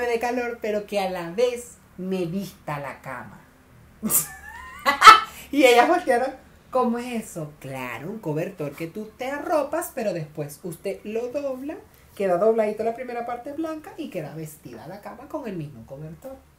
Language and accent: Spanish; Venezuela; now in Chile; nuestro grupo éramos todos venezolanos